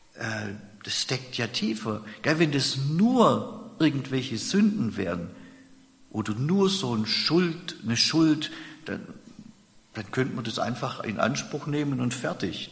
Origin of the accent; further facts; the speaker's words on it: Germany; bei uns in Deutschland